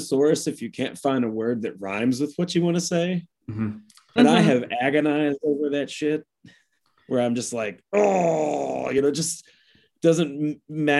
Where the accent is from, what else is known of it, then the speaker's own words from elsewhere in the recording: United States; I'm an American